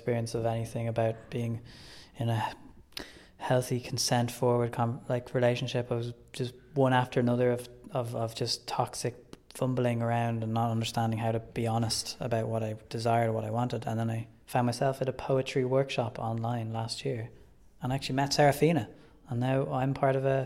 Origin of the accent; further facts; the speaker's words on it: Ireland; moved away as an adult; now in Berlin, Germany; I come from Ireland